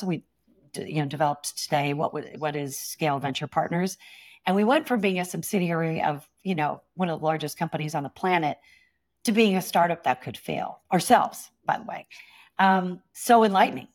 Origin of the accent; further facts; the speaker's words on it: Stockton, California, United States; now in San Francisco, United States; I grew up in a small town east of San Francisco called Stockton, California.